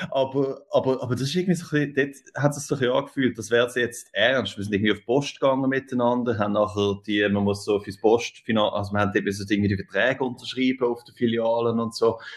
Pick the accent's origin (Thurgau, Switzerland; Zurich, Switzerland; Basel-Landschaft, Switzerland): Zurich, Switzerland; now in New York, United States; Und also ich komme ursprünglich aus Zürich, beziehungsweise aus der Aglo, aber, aber nachher äh, in Zürich gelebt, irgendwie ab, ab 12, oder 13.